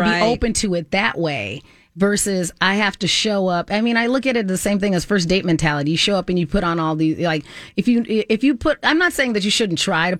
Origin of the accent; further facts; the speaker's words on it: Southwest, United States; accent: Southwest; now in Minnesota, United States; Like, I've lived here long enough that my accent from being in the Southwest, which is not a very deep accent anyway, is pretty much gone.